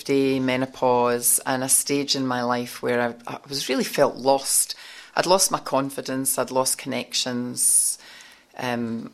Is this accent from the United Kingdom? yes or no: yes; Scotland, United Kingdom; moved away as an adult; now in Sydney, Australia; I'm from Scotland